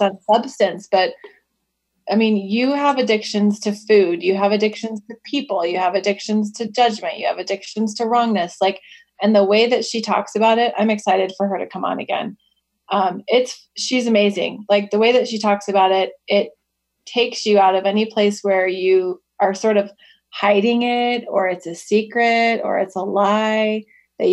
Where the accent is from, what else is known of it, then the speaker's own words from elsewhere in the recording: Wichita, Kansas, United States; I was born in Wichita, Kansas